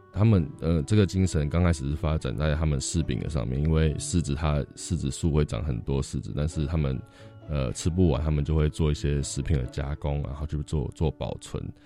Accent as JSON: {"language": "Chinese", "region": "New Taipei", "country": "Taiwan", "moved": "as an adult", "lives_now": "Xinpu, Hsinchu, Taiwan", "said": "我本身是新北人"}